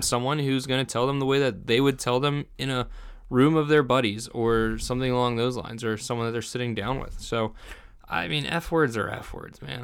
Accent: New Jersey, United States; moved away; I come from New Jersey

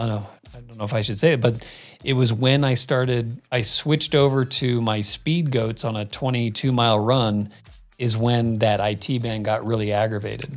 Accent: Arizona, United States; moved away; I grew up in Arizona

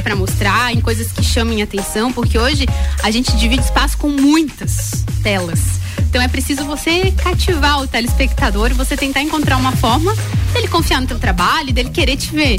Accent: São José do Cerrito, Santa Catarina, Brazil; moved away; sou serrana, sim senhor, nasci lá em São José do Cerrito, tenho muito orgulho das minhas origens

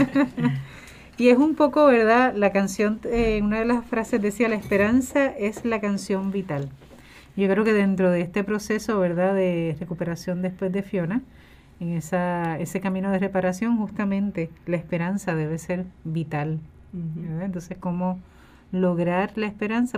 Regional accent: Puerto Rico; como sociedad puertorriqueña

